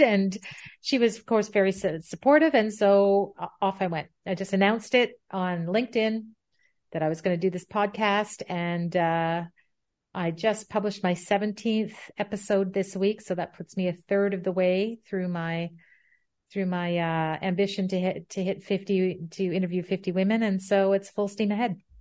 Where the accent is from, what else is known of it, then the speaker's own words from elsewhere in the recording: Ottawa, Ontario, Canada; moved away as an adult; also born or lived in Pembroke / England; I am Canadian and, uh, born in Ottawa, where I currently reside. However, I haven't lived most of my life here. I, I was, I, I was here as a child and a young adult